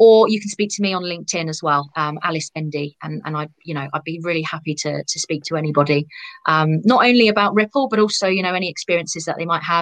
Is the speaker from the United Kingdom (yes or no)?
yes; United Kingdom; particularly being British